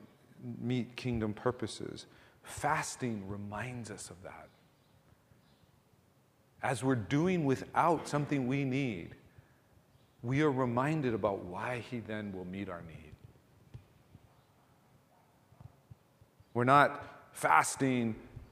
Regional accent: Ewa Beach, Hawaii, United States; we grew up in Eva Beach back in the 70s, early 80s

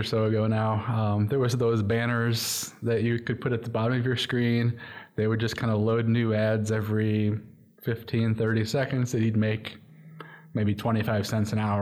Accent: La Porte, Indiana, United States; moved away as an adult; now in Louisville, United States; I'm from Northwest Indiana, a town called LaPorte.

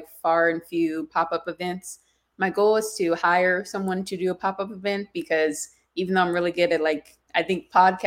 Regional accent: South Carolina, United States; moved away; I'm originally from South Carolina

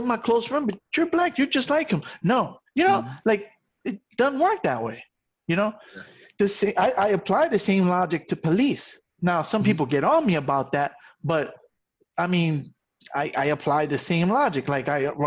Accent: New York City, New York, United States; also born or lived in Puerto Rico; I grew up in the South Bronx

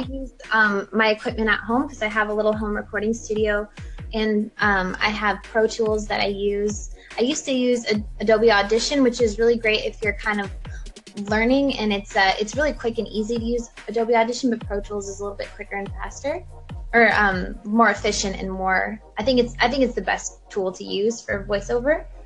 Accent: Los Angeles, California, United States; I was born and raised in Los Angeles

